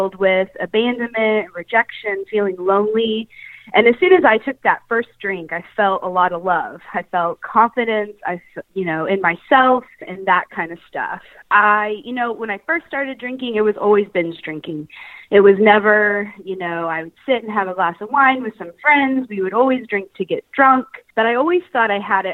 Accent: Kansas City, United States; moved away as an adult; now in Atlanta, United States; I am originally from Kansas City, but I have been living in the Atlanta area for the last 3

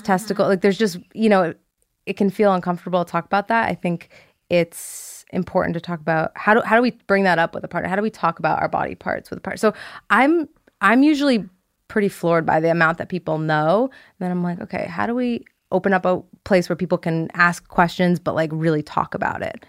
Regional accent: Ridgewood, New Jersey, United States; I grew up in Ridgewood, New Jersey

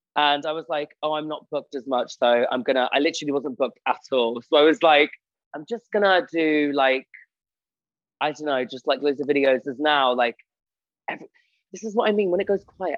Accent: Spalding, East Midlands, United Kingdom; moved away as an adult; now in Manchester, United Kingdom; I'm originally from Spalding, and I've literally just moved to Manchester

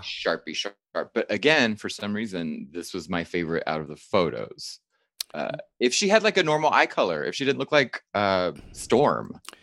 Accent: Texas, United States; moved away; I'm from Texas

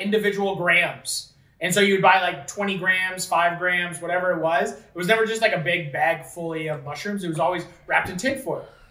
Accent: Fort Erie, Ontario, Canada; we were from Fort Erie

